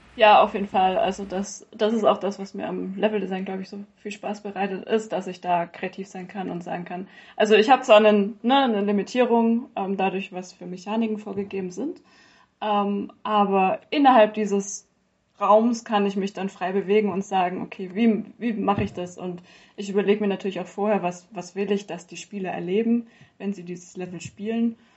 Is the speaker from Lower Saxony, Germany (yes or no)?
no; Stuttgart area, Baden-Württemberg, Germany; moved away as an adult; now in Bayreuth, Germany; ursprünglich bin ich eigentlich aus Baden-Württemberg, Großraum Stuttgart